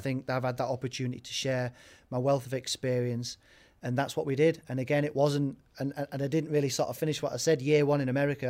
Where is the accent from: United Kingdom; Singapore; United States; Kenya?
United Kingdom; Warrington, North West England; also born or lived in York; I was born in York, uh, and then grew up in Warrington, which is where my mum lives